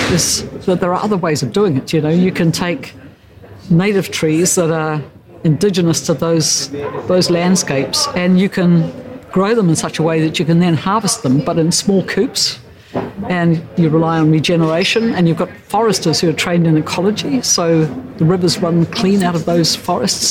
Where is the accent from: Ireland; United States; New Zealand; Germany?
New Zealand; Tairāwhiti, Gisborne; I'm from Tairāwhiti, from the East Coast